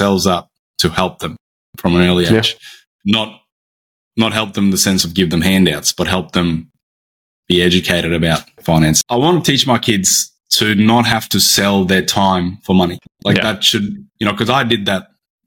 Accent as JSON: {"language": "English", "town": "Brisbane", "region": "Queensland", "country": "Australia", "said": "I'm from Brisbane on the east coast of Australia."}